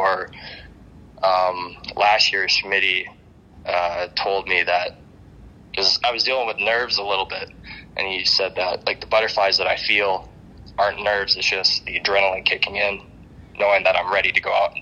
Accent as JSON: {"language": "English", "country": "Canada", "said": "being a Canadian kid"}